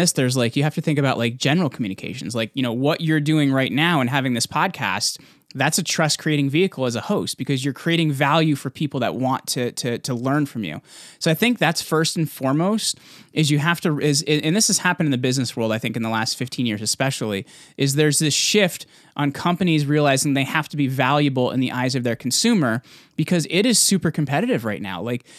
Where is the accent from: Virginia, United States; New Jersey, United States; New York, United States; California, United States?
New Jersey, United States; I'm from Jersey, by the way, so I talk crazy fast.